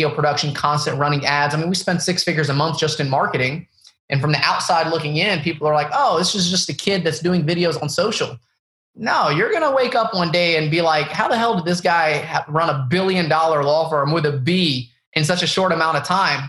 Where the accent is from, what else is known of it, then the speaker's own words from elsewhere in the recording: the Bible Belt, United States; Palestinian family growing up in the Bible Belt, where there's basically a huge Mexican population, no Arabs anywhere.